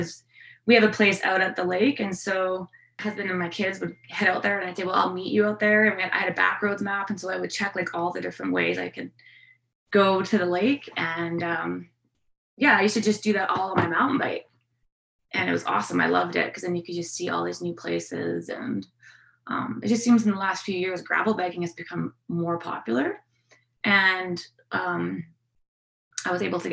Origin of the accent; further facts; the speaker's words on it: Fernie, British Columbia, Canada; I grew up in Fernie and biking kind of started when I was growing up here